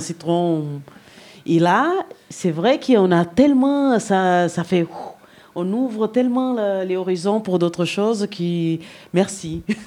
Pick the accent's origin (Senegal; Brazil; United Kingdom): Brazil; French is a second language; now in France; Je suis brésilienne